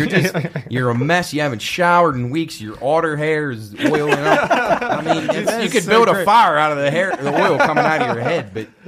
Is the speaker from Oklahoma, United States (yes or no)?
no; Wheeling, West Virginia, United States; born or raised there